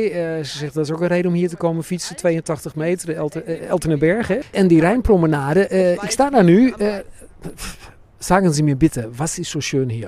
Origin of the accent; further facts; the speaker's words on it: Netherlands; now in Germany; Ik ben in Nederland geboren, maar ik woon hier in Duitsland.